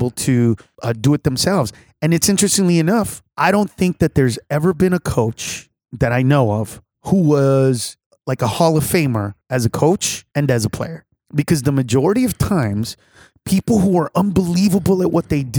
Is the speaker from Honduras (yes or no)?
yes; Honduras; now in United States; I'm from Honduras